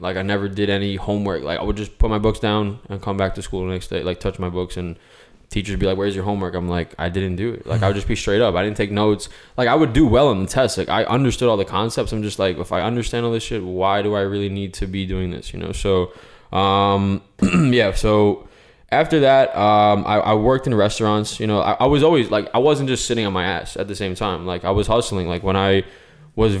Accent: New York, United States; I grew up in New York

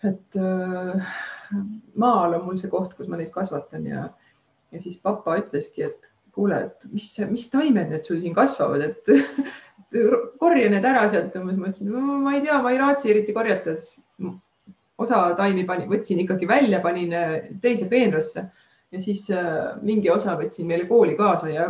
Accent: Estonia; mina ise olen nagu maalt pärit, et ma olen Taevlast äh, ja kogu aeg metsas elanud väiksest peast.

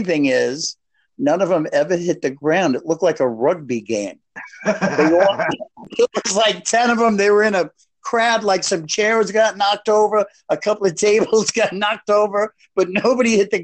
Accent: New York City, New York, United States; moved away; I'm from the Bronx

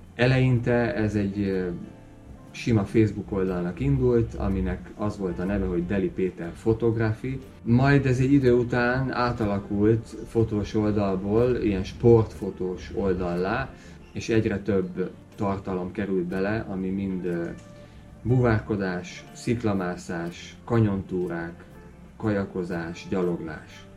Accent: Hungary; now in Tenerife, Spain; mivel magyar vagyok

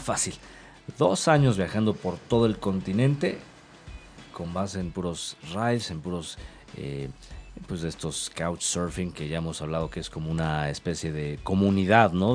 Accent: Mexico; como decimos aquí en México

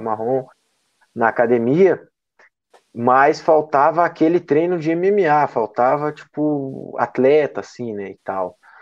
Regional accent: Maranhão, Brazil; now in Curitiba, Brazil; sou lá do Maranhão, né? Morava eu e a minha mãe aqui só

